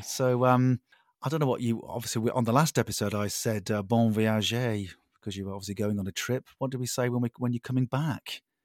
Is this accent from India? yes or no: no; United Kingdom; I'm a Brit